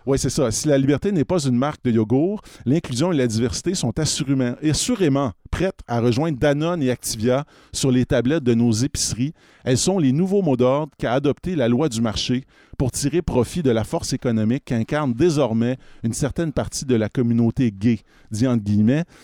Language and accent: French; Canada; on est très canadiens